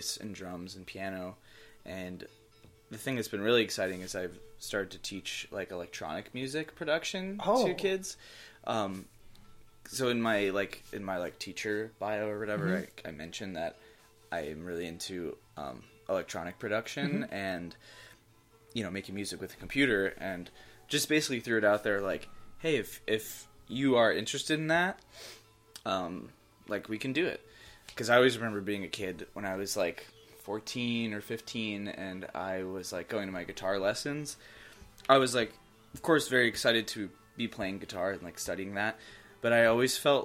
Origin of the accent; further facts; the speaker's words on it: Orange County, New York, United States; moved away as an adult; now in Boston, United States; I am originally from Orange County, New York, which is the less famous Orange County, but it is the original Orange County